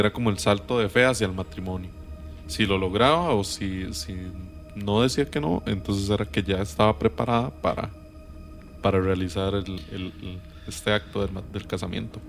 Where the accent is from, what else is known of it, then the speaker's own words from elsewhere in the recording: Acosta, San José, Costa Rica; yo soy de Acosta